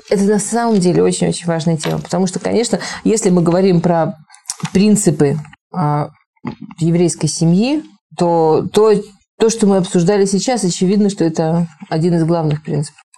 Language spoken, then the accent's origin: Russian; Moscow, Russia; Я из Москвы.